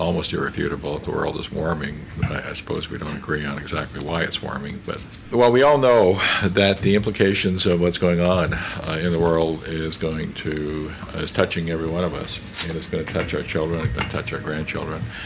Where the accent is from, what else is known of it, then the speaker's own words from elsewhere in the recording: Canada; as a Canadian